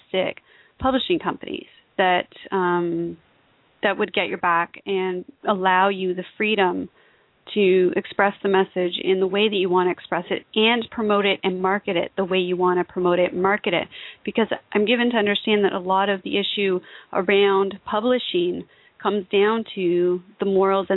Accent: Toronto, Ontario, Canada; now in Montreal, Canada; I'm living there now. I'm actually from Toronto, so that was a big shift

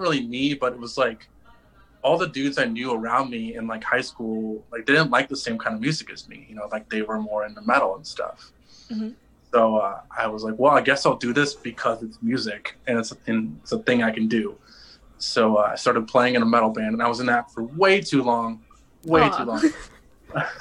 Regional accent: Rockford, Illinois, United States; my hometown of Rockford, Illinois

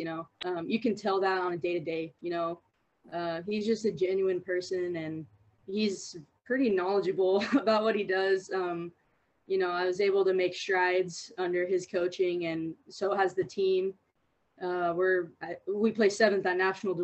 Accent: Long Beach, California, United States; moved away; I'm from Long Beach, California

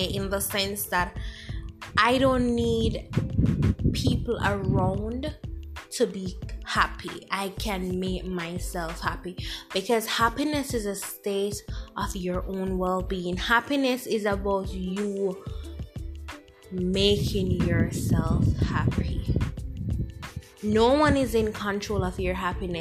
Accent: Jamaica; accent: Jamaican; I'm Jamaican, by the way. You'll hear my accent if you haven't picked it up as yet.

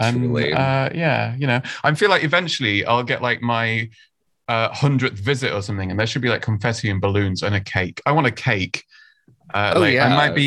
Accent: United Kingdom; I'm from the UK, as you can probably tell from my fantastic accent.

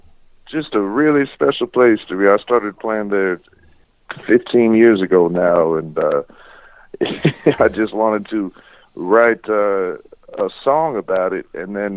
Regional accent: Florida, United States; I didn't inherit the fancy accent. I was born in Florida.

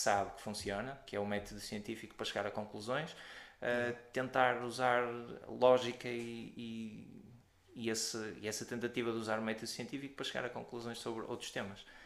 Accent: Porto, Norte, Portugal; sou do Porto

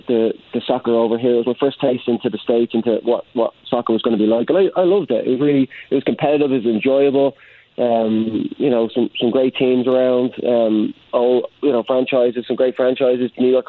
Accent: Ireland; now in Indianapolis, United States; When I came over from Ireland, jumping off the plane into Indianapolis, I genuinely didn't know what to expect.

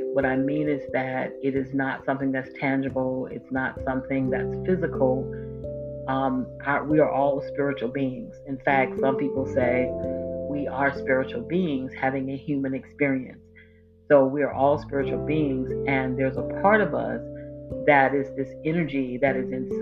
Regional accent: Volusia County, Florida, United States; my home state and in my home county, Volusia County, Florida

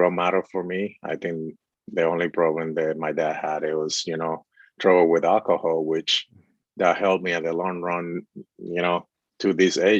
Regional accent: Dominican Republic; moved away; I was born and raised in the Dominican Republic

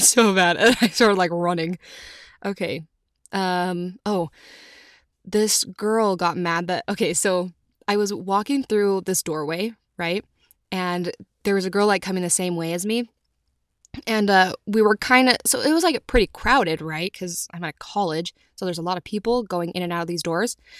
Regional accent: Utah, United States; I'm from Utah

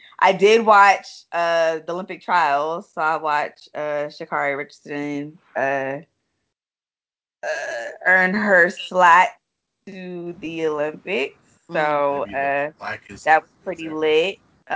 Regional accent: Philippines; born there; I was born in the Philippines, so I'm rocking with them.

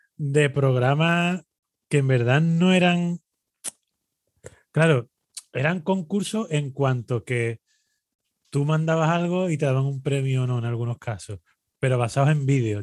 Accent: Spain; nosotros ya sabemos cómo somos los españoles

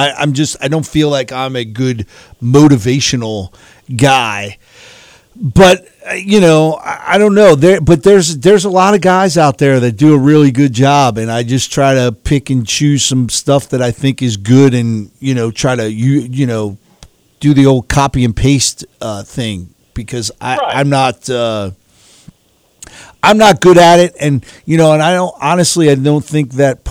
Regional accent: New York, United States; I grew up in New York.

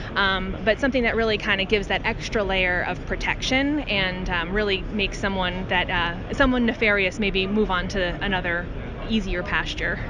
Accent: Wilkes-Barre, Pennsylvania, United States; a tornado ripped through my hometown of Wilkes-Barre, Pennsylvania

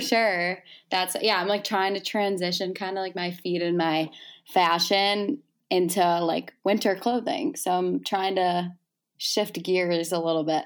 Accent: Chicago, Illinois, United States; I'm from Chicago

